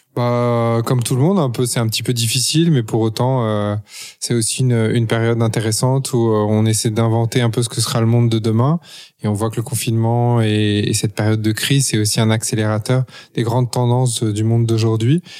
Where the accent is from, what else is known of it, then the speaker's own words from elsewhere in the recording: Paris, Île-de-France, France; moved away as an adult; also born or lived in United States; j'ai grandi à Paris, de parents à la fois français et étrangers